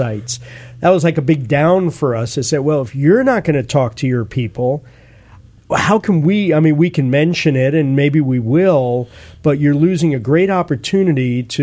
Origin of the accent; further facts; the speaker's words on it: East Coast, United States; now in San Francisco, United States; I'm from the East Coast